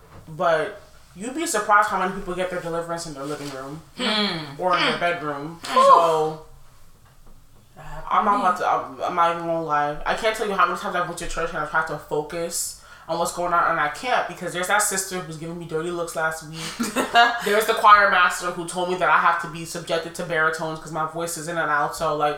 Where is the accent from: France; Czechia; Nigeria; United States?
Nigeria; I'm Nigerian, I was Pentecostal.